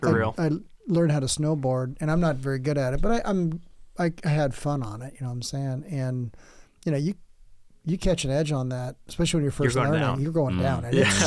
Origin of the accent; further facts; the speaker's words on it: Oceanside, California, United States; also born or lived in San Diego; now in Oregon, United States; Because I grew up in Oceanside, so there was a lot of surfers. I went to school with a lot of surfers.